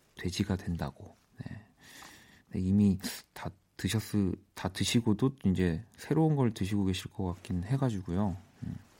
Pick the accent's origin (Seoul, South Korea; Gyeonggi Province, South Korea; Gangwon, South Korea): Seoul, South Korea; I'm from 서울.